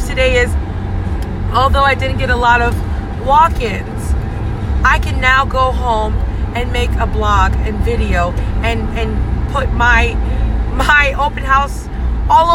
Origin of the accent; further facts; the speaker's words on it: Hawaii, United States; now in East Coast, United States; I've lived a life of an island girl growing up in Hawaii, and then now I can say I'm living a life of an East Coaster